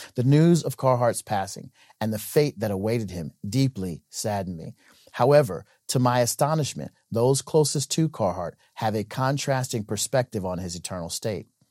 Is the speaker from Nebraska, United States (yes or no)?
yes; Nebraska, United States; my home state of Nebraska